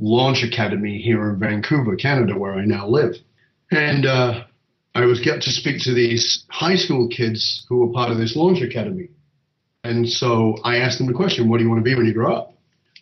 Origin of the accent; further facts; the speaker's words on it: the north of England, United Kingdom; I was born in Northern England in a ghetto